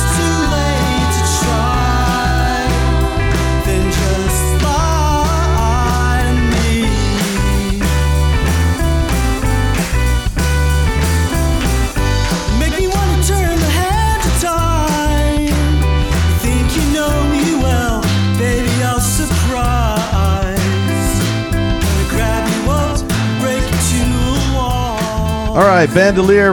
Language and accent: English; Houston, Texas, United States; moved away; I'm from Houston. I still have connections there